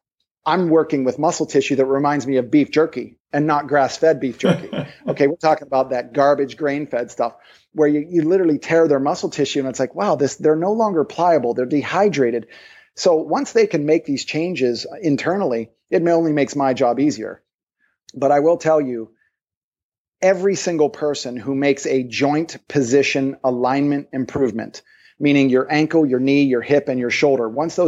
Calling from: Maui, Hawaii, United States; So for example, I'm calling you from Maui.

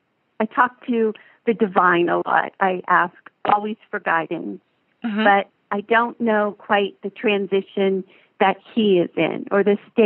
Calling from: Sharon, Pennsylvania, United States; I'm calling from Sharon, Pennsylvania. I'm over near the Ohio line.

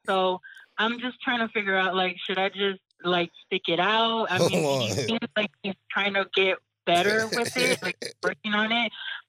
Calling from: Bay Area, California, United States; I'm calling from the Bay Area in California.

